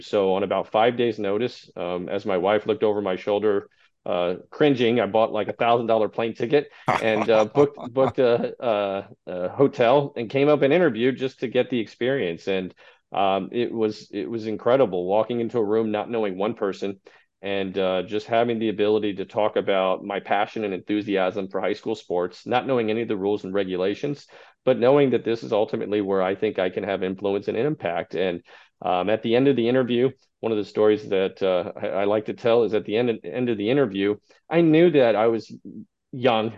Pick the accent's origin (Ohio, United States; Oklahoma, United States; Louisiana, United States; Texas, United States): Texas, United States; moved away as an adult; also born or lived in Albuquerque, New Mexico; now in Clifton Park, United States; I grew up in Texas